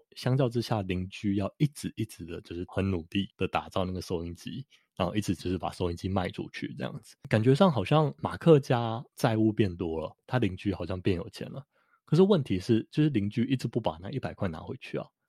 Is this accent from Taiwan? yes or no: yes; Taiwan; 我们台湾人